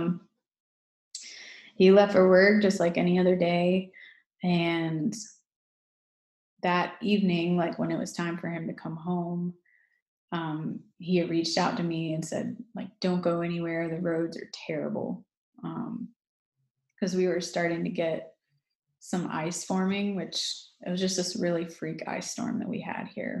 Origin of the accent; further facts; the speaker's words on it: Greenville, South Carolina, United States; I'm from Greenville, South Carolina, born and raised.